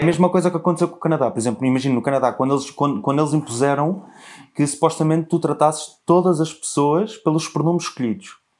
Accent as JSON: {"language": "Portuguese", "country": "Portugal", "said": "Eu sempre deduzi que eu fosse português"}